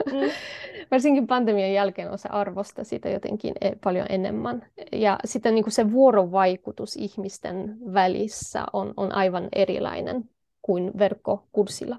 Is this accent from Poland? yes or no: yes; Poland; Finnish is a second language; moved away as an adult; now in Tampere, Finland; mä oon kotoisin Puolasta ja ähm, olen oppinut Suomen aikuisiässä